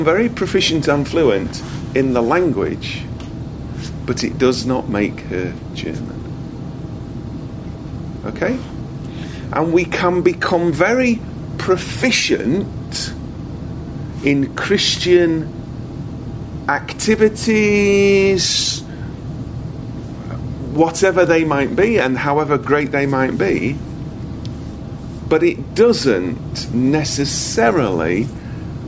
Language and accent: English; United Kingdom; I am British